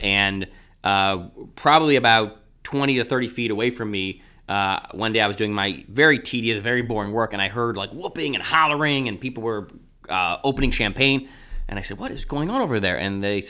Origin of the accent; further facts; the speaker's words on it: Cleveland, Ohio, United States; Well, so I grew up in Cleveland, and I went to yeshiva in Maryland, and I ended up going to college at the University of Maryland.